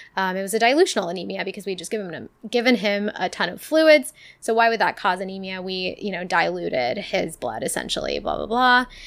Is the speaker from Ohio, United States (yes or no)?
yes; Ohio, United States; I was from Ohio